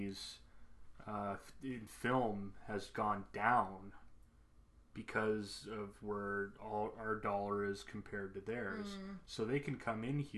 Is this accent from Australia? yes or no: no; Canada; as a Canadian and somebody who's, you know, proud